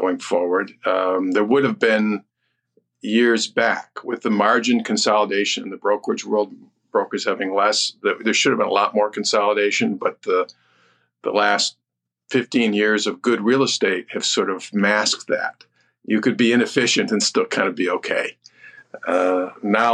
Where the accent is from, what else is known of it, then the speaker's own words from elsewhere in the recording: Detroit, Michigan, United States; I'm from Detroit.